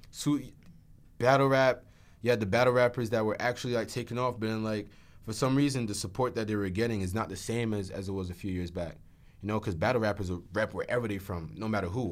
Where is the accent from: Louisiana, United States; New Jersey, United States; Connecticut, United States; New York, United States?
New Jersey, United States; being from here